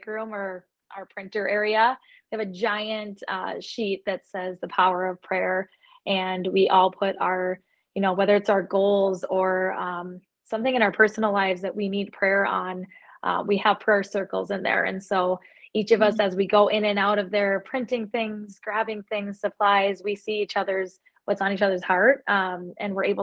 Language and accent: English; Fargo, North Dakota, United States; I was born and raised here in Fargo, North Dakota